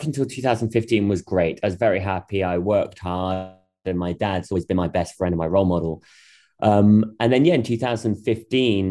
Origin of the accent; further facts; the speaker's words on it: the Midlands, England, United Kingdom; I was born in the Midlands in the UK